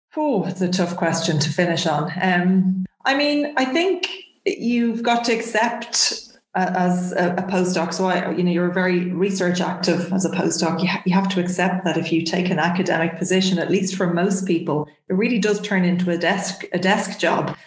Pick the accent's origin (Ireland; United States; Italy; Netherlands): Ireland; Dublin, Leinster; also born or lived in Nottingham; I'm from Dublin. My family, any family that I had left, were here in Dublin